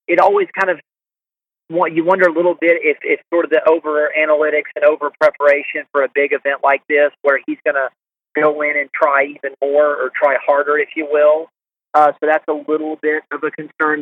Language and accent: English; Augusta, Georgia, United States; We're from the South and from Augusta